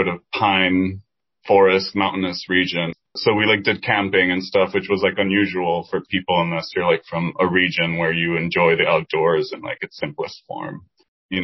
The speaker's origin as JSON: {"language": "English", "country": "Dominican Republic", "tie": "born or raised there", "first_language": "Spanish", "second_language": "English", "moved": "yes", "lives_now": "Washington, D.C., United States", "said": "I grew up in Dominican Republic"}